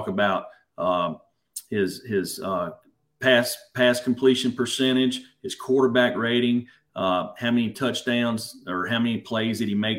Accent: the South, United States; growing up in the South

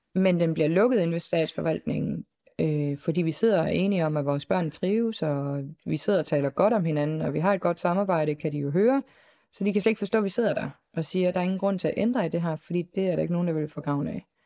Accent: Southern Denmark, Denmark; moved away; jeg er, øh, længere nede fra, øh, i sydpå

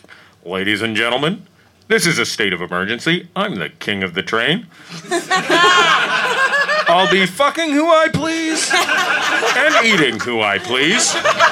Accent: United States; I'm American.

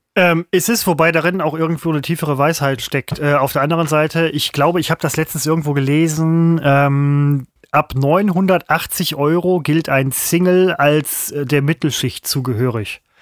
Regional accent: Essen, North Rhine-Westphalia, Germany; now in Mettmann district, Germany; ich bin zugezogen, das gebe ich zu, ich bin ja eigentlich Essener, aber als Mensch, der im Kreis ME lebt

